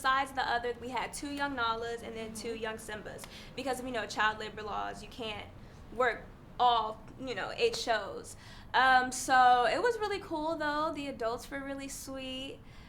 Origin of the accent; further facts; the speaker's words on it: Chicago, Illinois, United States; I'm here from Chicago.